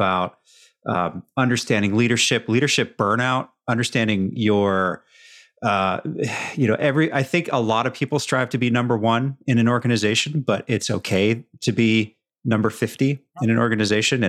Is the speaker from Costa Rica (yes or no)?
no; Canada; moved away as an adult; now in United States; I'm born and raised in Canada